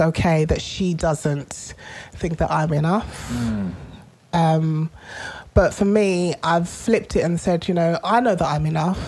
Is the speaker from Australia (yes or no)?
no; London, United Kingdom; as a child, you know, I grew up in Tottenham